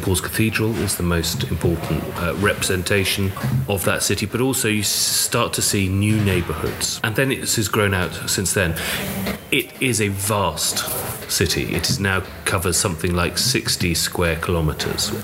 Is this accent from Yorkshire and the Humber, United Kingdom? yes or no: no; London, United Kingdom; born in London, but as I was growing up, I started walking around the city